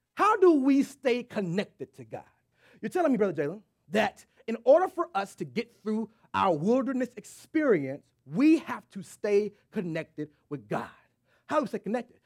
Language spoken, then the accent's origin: English; Texas, United States; moved away; I'm from Texas